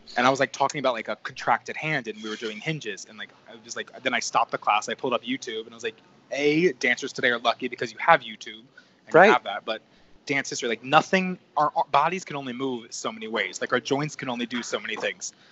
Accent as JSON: {"language": "English", "region": "New Jersey", "country": "United States", "tie": "born or raised there", "also_born_or_lived": "North Carolina", "moved": "as an adult", "lives_now": "New York City, United States", "said": "growing up in New Jersey, I was only about an hour and 15 minute bus ride from my house to Port Authority"}